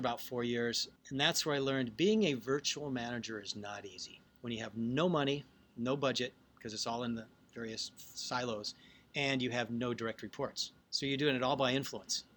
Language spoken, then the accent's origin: English; Seattle, Washington, United States; also born or lived in Baltimore / New York; now in Irvine, United States; I'm from Seattle